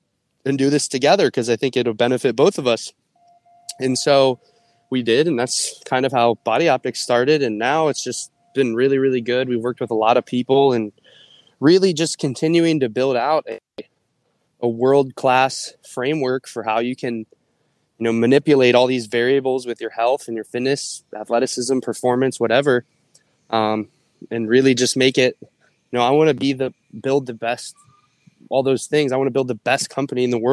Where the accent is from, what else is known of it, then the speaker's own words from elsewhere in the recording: Ohio, United States; moved away as an adult; I was from Ohio